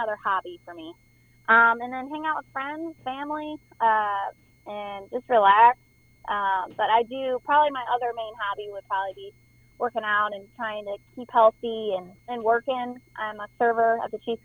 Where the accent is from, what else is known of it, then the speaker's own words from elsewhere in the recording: Michigan, United States; my hometown and growing up there with the lakes, boats, and beers. And it's basically a lot about my hometown in Michigan.